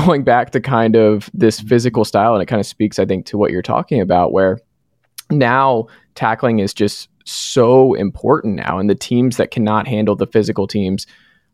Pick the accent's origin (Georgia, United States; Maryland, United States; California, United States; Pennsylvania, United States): Georgia, United States; Atlanta; moved away; I'm from Atlanta originally